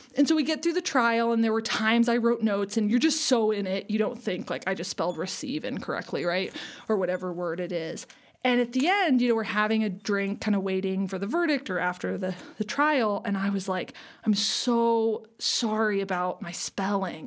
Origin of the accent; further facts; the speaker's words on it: Seward, Alaska, United States; now in Denver, United States; I grew up in Alaska, a small town on the southern coast of Alaska called Seward